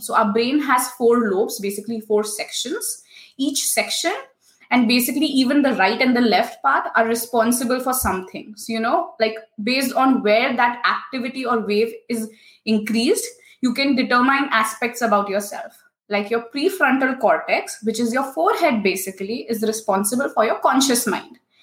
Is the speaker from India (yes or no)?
yes; India; moved away as an adult; also born or lived in Singapore; now in Germany; I come from India. I traveled from India to Singapore to complete my master's in electronics